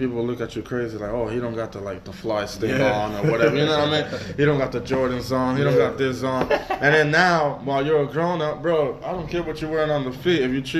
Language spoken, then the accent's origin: English; New York, United States; now in Florida, United States; I was raised in New York, so I met him here in Florida.